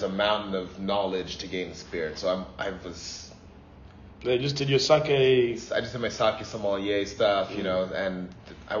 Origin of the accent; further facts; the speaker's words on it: Canada; also born or lived in Port Harcourt, Nigeria / Ghana / Singapore / Papua New Guinea; when I got to Canada, that's home, you know. I grew up there. My accent is kind of from there